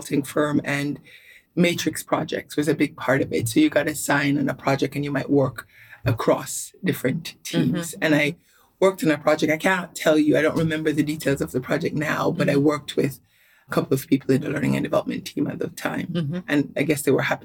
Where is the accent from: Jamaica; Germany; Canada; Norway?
Jamaica; Kingston; also born or lived in New York / Australia; now in London, United Kingdom; I grew up in Washington Gardens, more specifically on Waymouth Drive